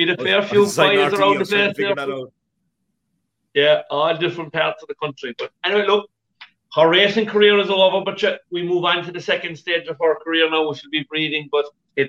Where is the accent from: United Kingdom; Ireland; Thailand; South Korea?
Ireland; And being Irish racing supporters, we'll be going on to take on Constitution Hill, I was suspecting, the champion hurdle.